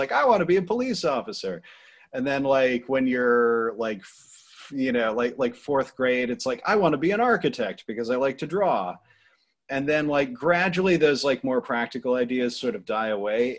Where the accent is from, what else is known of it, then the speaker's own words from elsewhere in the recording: Cornwall, Vermont, United States; also born or lived in Pittsburgh / Boston; now in Rhode Island, United States; I grew up in Vermont, which is already an offbeat place